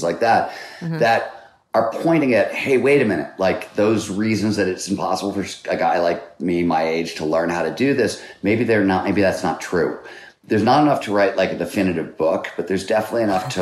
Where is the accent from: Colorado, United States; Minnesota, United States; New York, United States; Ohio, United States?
Ohio, United States; Cleveland; I grew up in Cleveland, Ohio